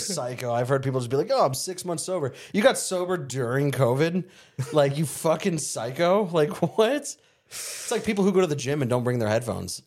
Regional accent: Surprise, Arizona, United States; also born or lived in El Mirage, Arizona; where I grew up in Surprise and El Mirage

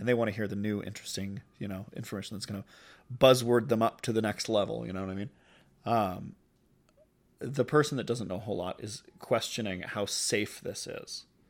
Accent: United States; growing up in the United States

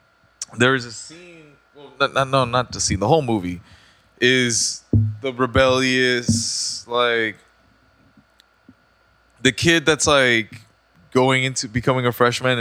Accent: Mexico; moved away; growing up in Mexico.

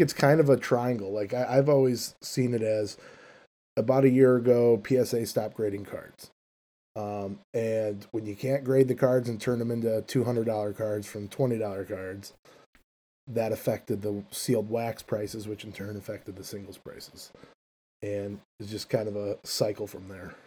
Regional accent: Chicago, Illinois, United States; I'm from Chicago, Illinois

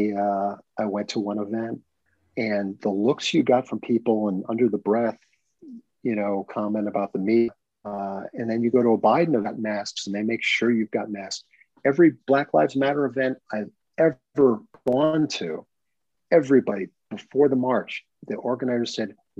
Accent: United States; moved away as an adult; also born or lived in New Jersey / New York; now in US South; we're from the North

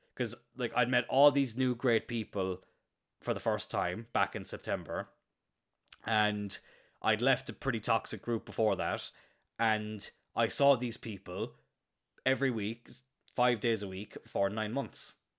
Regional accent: Cloyne, Munster, Ireland; I'm very proud of where I grew up. I'm very happy that I'm from Ireland

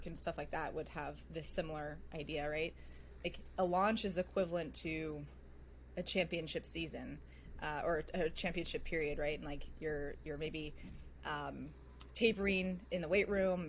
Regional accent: Silicon Valley, California, United States; I grew up in the Silicon Valley

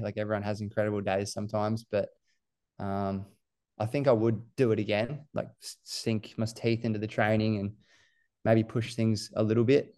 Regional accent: Gold Coast, Queensland, Australia; also born or lived in New Zealand; I moved here from New Zealand when we was, uh, I must have been seven, six or seven, and I went to Coomer Anglican College up the northern end of the coast, and I just went there all the way through to year twelve

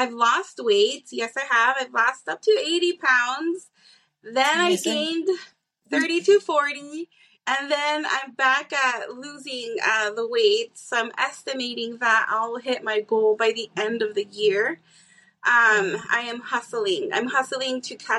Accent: Tucson, Arizona, United States; also born or lived in Mississippi / Texas; I am born and raised in Tucson. I have gone out. I lived in Mississippi, Texas.

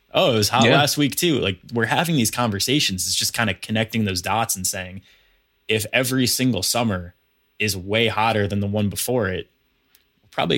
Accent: Hudson Valley, New York, United States; also born or lived in Manhattan, New York; So I'm from New York. I grew up in the Hudson Valley. I live in Manhattan now

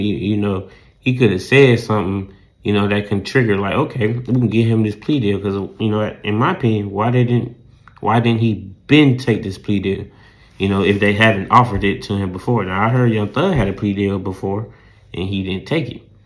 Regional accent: the South, United States; accent: southern; my southern accent

